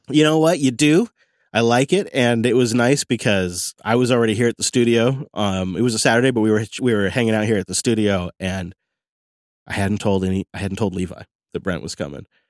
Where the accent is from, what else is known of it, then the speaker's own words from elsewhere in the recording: Mount Vernon, Washington, United States; There's a little local brewery in my hometown